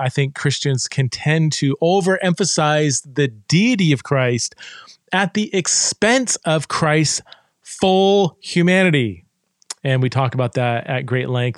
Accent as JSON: {"language": "English", "town": "Fresno", "region": "California", "country": "United States", "tie": "born or raised there", "said": "I grew up in Fresno, California"}